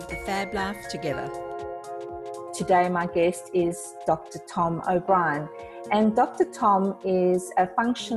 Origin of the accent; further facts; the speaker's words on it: South Africa; now in Australia; I'm South African living in Australia